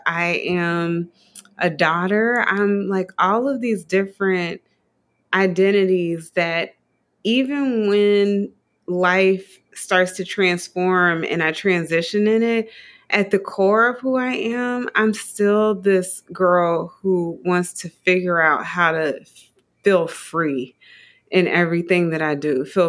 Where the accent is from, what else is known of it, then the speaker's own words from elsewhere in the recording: Dayton, Ohio, United States; I'm from Dayton, Ohio, small town, Dayton, Ohio.